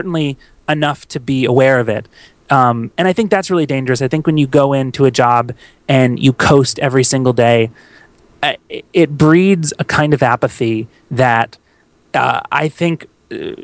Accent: Tampa, Florida, United States; moved away; my hometown of Tampa, Florida

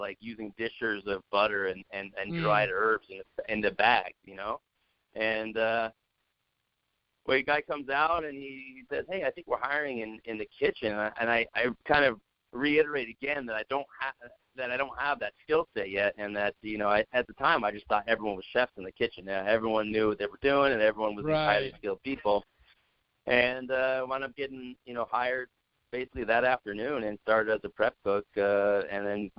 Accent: Santa Clarita, California, United States; now in Denver, United States; I grew up in Santa Clarita, Valencia area. I went to Valencia High School out there

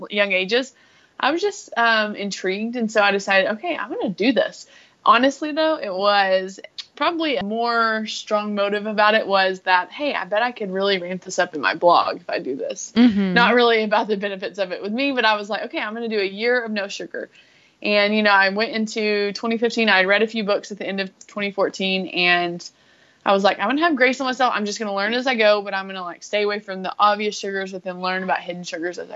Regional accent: West Texas, United States; I am from Texas, West Texas

